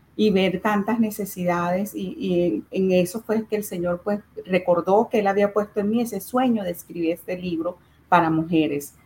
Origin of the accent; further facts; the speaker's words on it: Venezuela; moved away; nosotros desde Venezuela